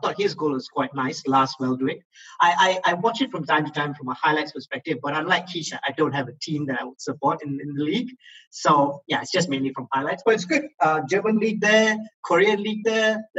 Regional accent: Negeri Sembilan, Malaysia; also born or lived in Johor; because my whole life I've lived in Negeri, but I was born in Johor.

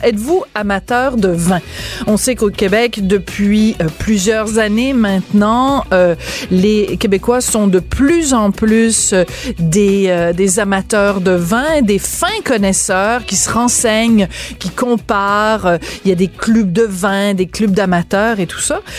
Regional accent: Bordeaux, Nouvelle-Aquitaine, France; je suis né à Bordeaux en 1965

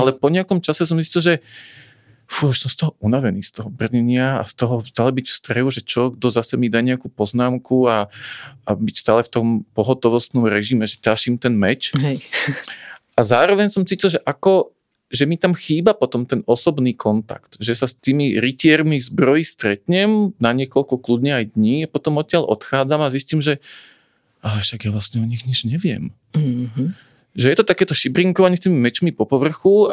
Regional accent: Bratislava, Bratislava Region, Slovakia; moved away as an adult; also born or lived in Banská Štiavnica area village; now in Banská Štiavnica area, Slovakia; Ja som teda rodený Bratislavčan, tu nás v tomto meste som mal kopec vzťahov

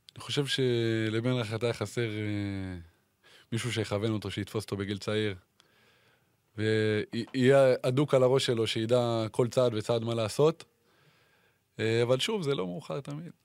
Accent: Ramat HaSharon, Tel Aviv District, Israel; רמת השרון, כמו שכולם יודעים, אה, זה מקום שגדלתי בו

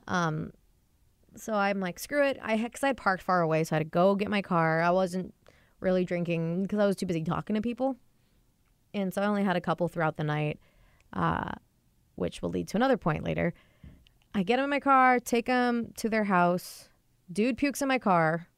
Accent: near Everett, Washington, United States; moved away as an adult; now in Seattle, United States; not many cabs come to my hometown. They all go to Everett, which is like a ten, fifteen minute drive away

